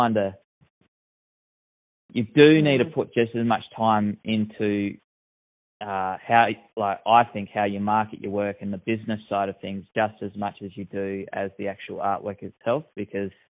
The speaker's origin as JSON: {"language": "English", "town": "Narembeen", "region": "Western Australia", "country": "Australia", "tie": "born or raised there", "also_born_or_lived": "Bruce Rock / Perth", "said": "I have a draft horse and a hawk in Narrabeen, which is my hometown."}